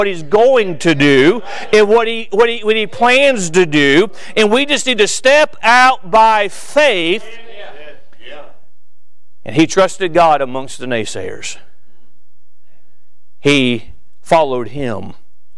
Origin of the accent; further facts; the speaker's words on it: Florida, United States; I'm from Florida